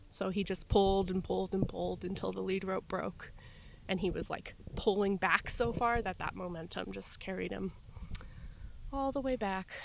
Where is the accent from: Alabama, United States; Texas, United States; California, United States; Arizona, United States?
Arizona, United States; Tucson; I grew up in Tucson, Arizona, where there's just desert everywhere